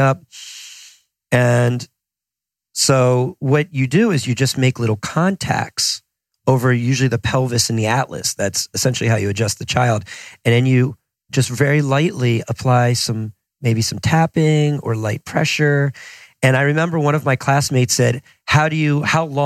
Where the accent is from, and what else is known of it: New Jersey, United States; also born or lived in Boston